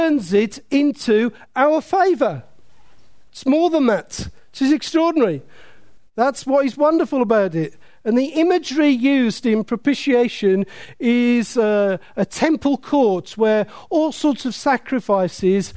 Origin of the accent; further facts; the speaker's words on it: Willenhall, West Midlands, United Kingdom; I was brought up in Willenhall